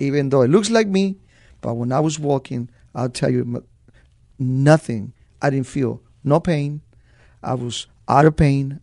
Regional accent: Los Angeles, California, United States; moved away as an adult; also born or lived in Zacatecas, Mexico; now in San Antonio, United States; at a very young age, uh, I, I moved to East L A, and, uh, I grew up in East L A.

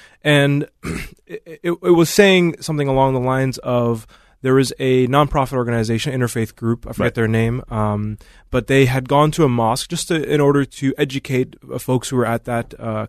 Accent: St. Paul, Minnesota, United States; now in Woodbury, United States; currently I live in Woodbury, but I grew up in St. Paul.

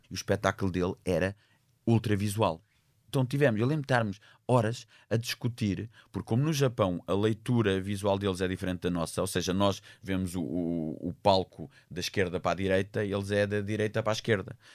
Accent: Portugal; Eu sou português

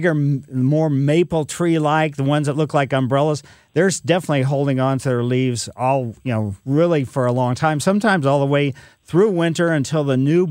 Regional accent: Ellisville, Missouri, United States; I grew up in Ellisville, West County, a lot of clay out there

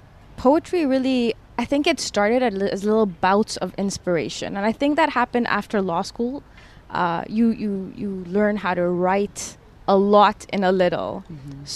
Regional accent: DR Congo; also born or lived in Toronto, Canada; So I was born in Toronto in Canada, but within 6 months we moved to Democratic Republic of the Congo.

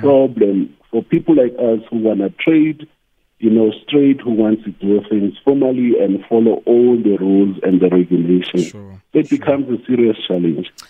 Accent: Nelspruit, Mpumalanga, South Africa; I was born in Nelspruit

